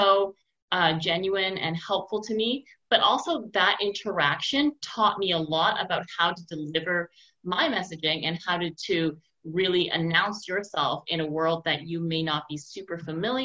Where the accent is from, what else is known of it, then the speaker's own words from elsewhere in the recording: Montreal, Quebec, Canada; when I was teaching a university course this summer at Concordia in my hometown here